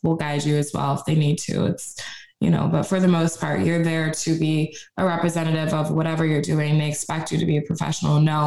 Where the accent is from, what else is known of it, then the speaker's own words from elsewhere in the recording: New York, United States; now in Tampa, United States; We're from New York. We talk like that.